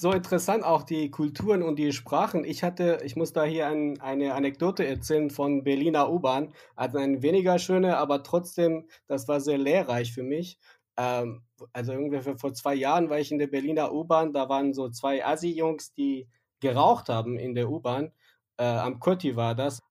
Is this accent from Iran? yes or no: yes; Yazd, Yazd Province, Iran; first language Persian; German is a second language; als Iraner oder als Yazdi, der, derjenige, der aus Yazd kommt